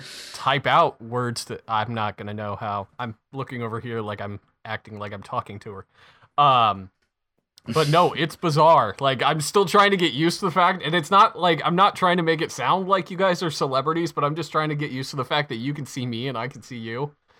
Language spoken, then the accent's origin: English; United States; I'm American